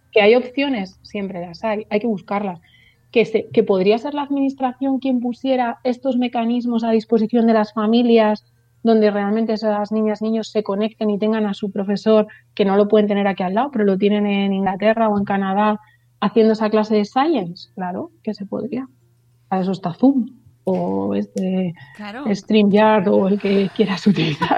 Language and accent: Spanish; Burgos, Castile and León, Spain; en nuestra ciudad, ya sabéis que soy de Burgos